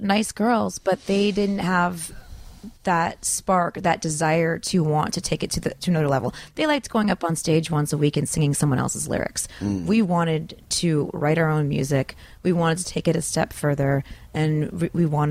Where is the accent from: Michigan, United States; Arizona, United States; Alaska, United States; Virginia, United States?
Michigan, United States; Detroit; now in Los Angeles, United States; I'm from Detroit.